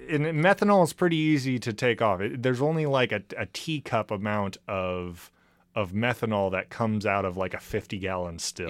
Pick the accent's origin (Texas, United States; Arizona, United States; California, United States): California, United States; moved away; I'm from California